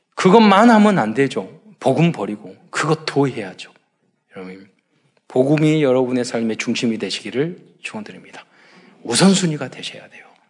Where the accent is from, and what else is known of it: South Korea